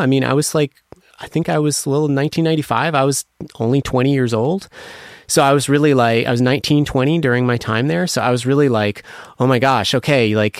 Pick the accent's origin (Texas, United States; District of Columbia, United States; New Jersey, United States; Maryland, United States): District of Columbia, United States; Washington; moved away; also born or lived in London / New York; I grew up in Washington, D.C.